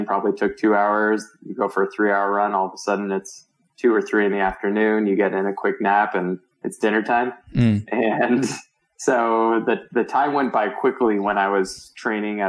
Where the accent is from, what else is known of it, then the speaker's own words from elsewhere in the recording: Virginia, United States; moved away as an adult; also born or lived in Palo Alto, California / San Francisco, California / Marin, California; now in Boulder, United States; I grew up in Virginia, outside of DC, and spent my childhood there.